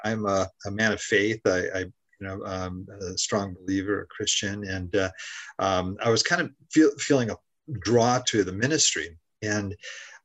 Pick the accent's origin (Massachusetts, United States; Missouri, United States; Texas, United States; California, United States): California, United States; Southern; also born or lived in Haiti; I'm from Southern California. That's where I am right now. I grew up in this area